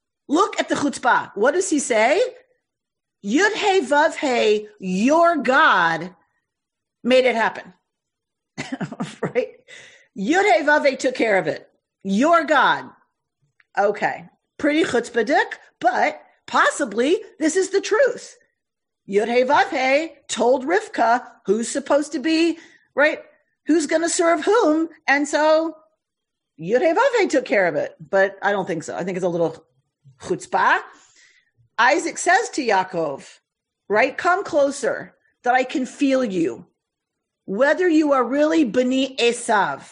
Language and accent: English; the South, United States; I come from the South